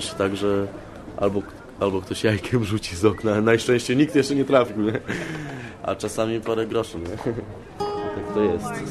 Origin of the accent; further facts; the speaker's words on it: Sokołów Podlaski, Masovian Voivodeship, Poland; now in Warsaw, Poland; w Warszawie mieszkam właśnie, jak mówiłem, y, trzeci rok, a tak to jestem z Podlasia, z Sokołów Podlaskich